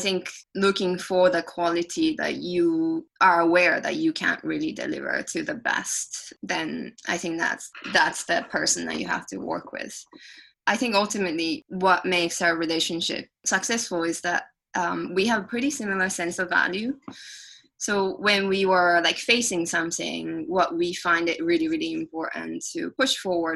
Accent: Japan; born or raised there; first language Japanese; English is a second language; moved away

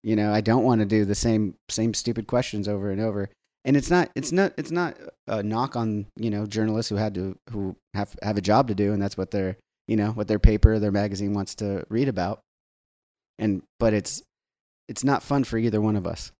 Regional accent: Southern California, United States; growing up in Southern California on the beach

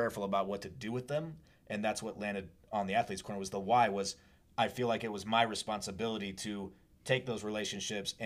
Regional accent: Washington, United States; I grew up in Washington State, and the biggest hospital is, like, 2.5 hours away

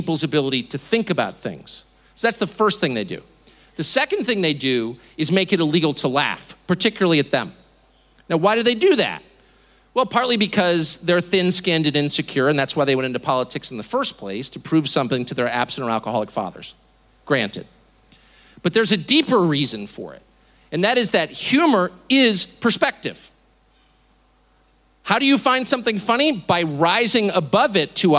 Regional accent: United States; I am as patriotic American as you're gonna find

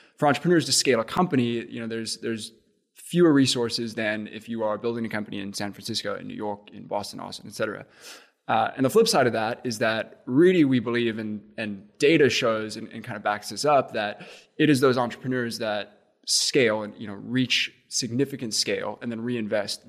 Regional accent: Cape Town, Western Cape, South Africa; moved away as an adult; also born or lived in Indiana, United States; now in Indianapolis, United States; I grew up in Cape Town, went to, went to school there, uh, went to high school there, and then actually made it to Central Indiana to play baseball.

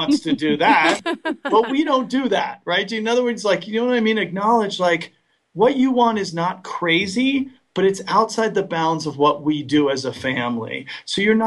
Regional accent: Westport, Connecticut, United States; moved away; my hometown of Westport, Connecticut

